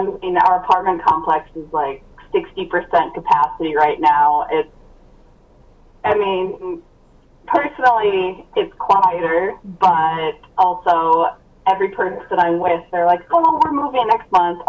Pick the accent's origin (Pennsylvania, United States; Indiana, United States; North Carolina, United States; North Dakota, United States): North Dakota, United States; I'm kind of from North Dakota, from the other side of the state, so from north of Fargo and Grand Forks.